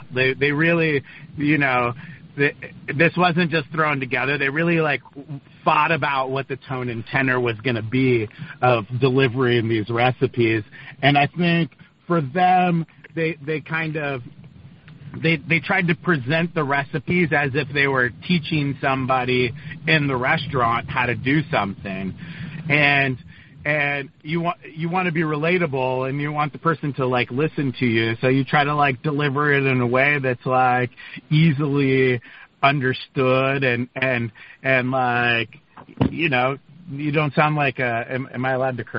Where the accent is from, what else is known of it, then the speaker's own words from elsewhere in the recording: California, United States; And I'm from California and Carlos from New York.